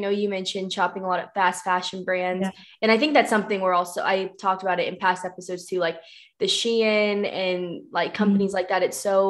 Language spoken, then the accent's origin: English; Missouri, United States; moved away as an adult; now in Utah, United States; I'm from Missouri, which is just like you take a dart to the middle of the US and that's where Missouri yeah. is, but moved out a little more west for my job.